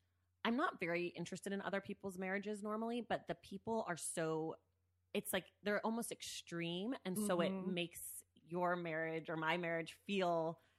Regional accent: Oakland, California, United States; Well, fantastic. I'm also from Oakland.

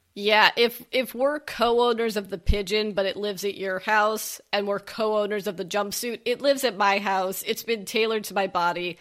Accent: West Coast, United States; we're both West Coasters

